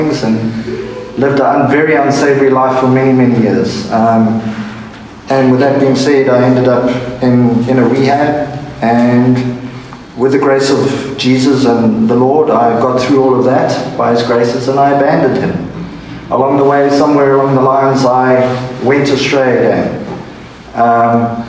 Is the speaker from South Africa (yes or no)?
yes; South Africa; I'm from South Africa.